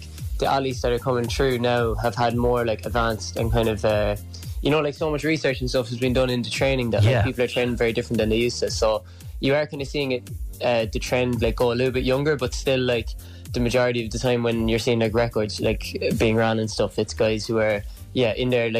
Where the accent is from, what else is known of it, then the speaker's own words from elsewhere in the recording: Cork, Munster, Ireland; moved away as an adult; now in Dublin, Ireland; I'm from Cork, but I was in UCD